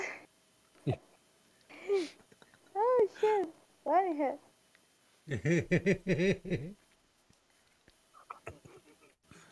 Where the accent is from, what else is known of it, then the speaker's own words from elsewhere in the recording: Australia; I'm Australian